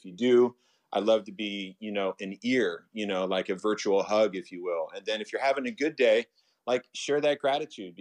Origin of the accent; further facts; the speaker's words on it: Atlanta, Georgia, United States; now in Los Angeles, United States; Growing up in Atlanta